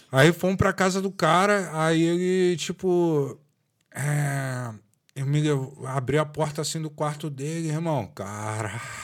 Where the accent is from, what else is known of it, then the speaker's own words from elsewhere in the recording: Rio de Janeiro, Brazil; moved away as an adult; now in Dublin, Ireland; eu cresci aqui do lado da CDD